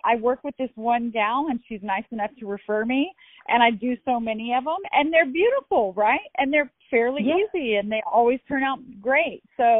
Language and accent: English; Texas, United States; I've actually just talked to a friend of mine that's a therapist, and I grew up with her in Texas.